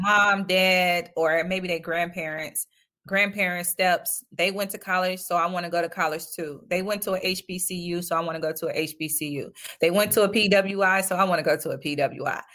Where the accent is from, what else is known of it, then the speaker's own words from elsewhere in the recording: Detroit, Michigan, United States; I'm from Detroit